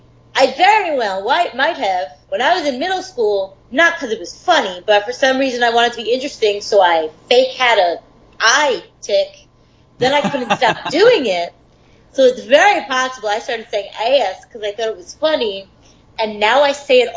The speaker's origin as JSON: {"language": "English", "region": "New York", "country": "United States", "moved": "yes", "said": "So much of my life since I moved from Long Island, people made fun of the way I said water or duh."}